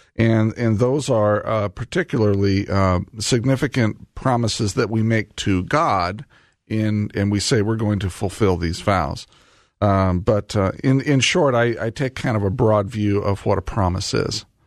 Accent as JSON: {"language": "English", "town": "Indianapolis", "region": "Indiana", "country": "United States", "tie": "born or raised there", "said": "Indianapolis, my hometown"}